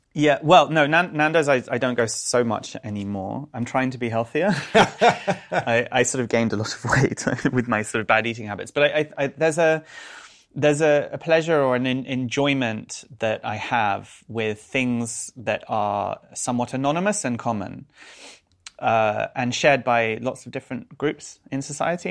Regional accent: London, United Kingdom; I grew up in North London

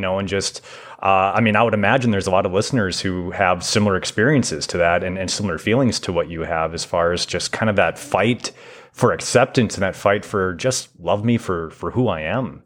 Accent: Foley, Minnesota, United States; I grew up in Foley

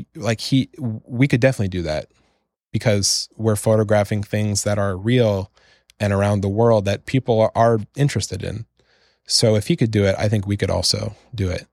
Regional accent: Canada; I'm from Canada, which is a country where, you know, if you mess up, you can just move into your parents' basement again

